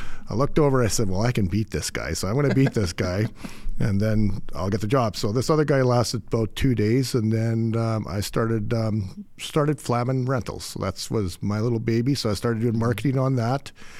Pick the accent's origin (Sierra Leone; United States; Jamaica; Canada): Canada; Radisson, Saskatchewan; moved away as an adult; now in Alberta, Canada; Saskatchewan farm boy.